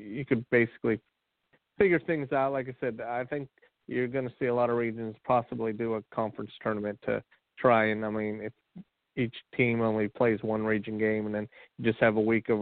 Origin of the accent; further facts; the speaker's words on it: Ohio, United States; I'm from Ohio